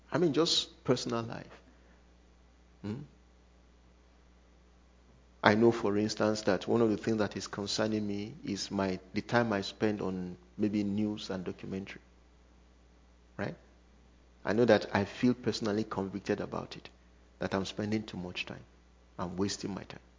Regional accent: Cookeville, Tennessee, United States; I come from Cookeville, so my time is always Cookeville time.

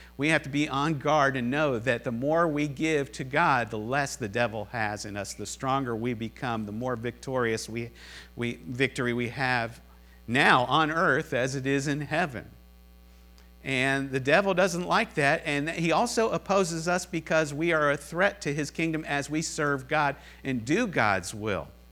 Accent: Cincinnati, Ohio, United States; I'm from Cincinnati

